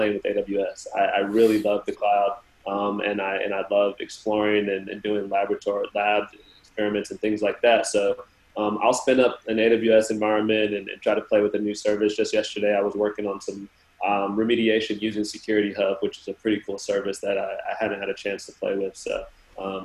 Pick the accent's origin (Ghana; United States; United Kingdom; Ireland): United States; Southern California; now in Miami, United States; I'm originally from Southern California, so I'm used to good weather, I guess, throughout my whole life.